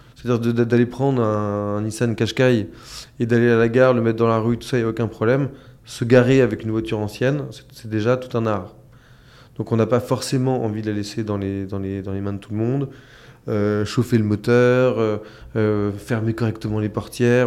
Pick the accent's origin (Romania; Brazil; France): France; chez nous en France